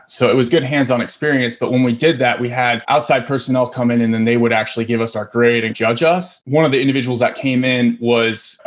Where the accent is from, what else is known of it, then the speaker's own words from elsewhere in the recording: Iowa, United States; I grew up in Iowa, so not a whole lot of film going on out in Iowa